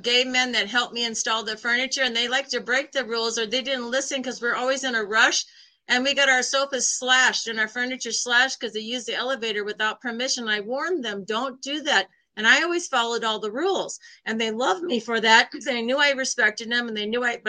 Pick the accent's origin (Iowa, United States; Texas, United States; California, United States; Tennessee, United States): Iowa, United States; moved away; also born or lived in New York City; I'm from Iowa. I'm from a small town in Iowa.